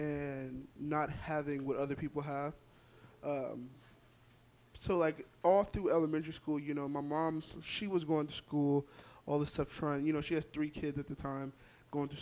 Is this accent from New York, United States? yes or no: no; Fresno, California, United States; also born or lived in Clovis, California; We moved from the west side of Fresno all the way to Clovis, rich boy side.